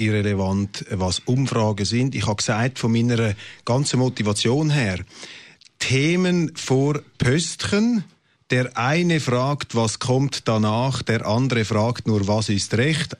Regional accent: Zurich, Switzerland; Ich habe selber einen Migrationshintergrund äh, als Zürcher

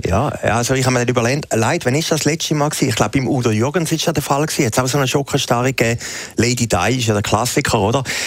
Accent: Switzerland; als Schweizer

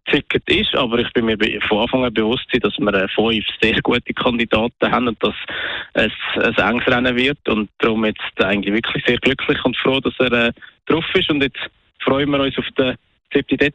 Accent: Zurich, Switzerland; aber natürlich als, als Zürcher tue ich äh, der Hans-Uli Vogt favorisieren

